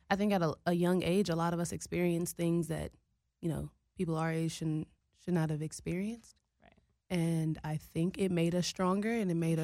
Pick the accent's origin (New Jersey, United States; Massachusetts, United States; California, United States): California, United States; Richmond; Growing up in the Bay